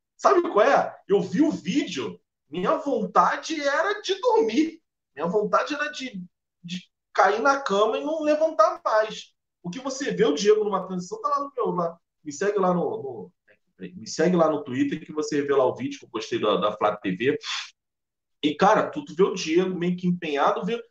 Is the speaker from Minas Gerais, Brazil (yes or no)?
no; Nilópolis, Rio de Janeiro, Brazil; moved away as an adult; also born or lived in Anchieta, Rio de Janeiro; now in Rio de Janeiro, Brazil; eu sou nascido e criado em Nilópolis, mas hoje eu sou morador de Anchieta